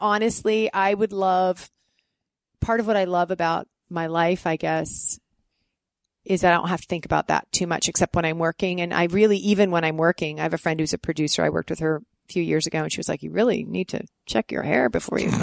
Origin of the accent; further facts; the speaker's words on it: Canada; moved away as an adult; I was Canadian